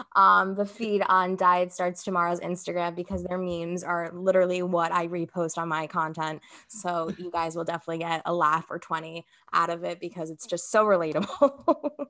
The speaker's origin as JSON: {"language": "English", "country": "United States", "tie": "born or raised there", "said": "I come from, like, a Brazilian background, and I grew up here in the States"}